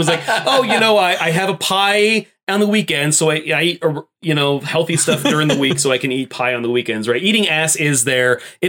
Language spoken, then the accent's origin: English; Florida, United States; I'm from Florida.